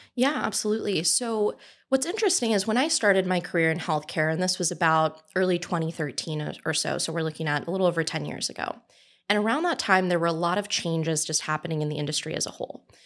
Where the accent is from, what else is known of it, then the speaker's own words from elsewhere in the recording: Southern California, United States; I'm originally from Southern California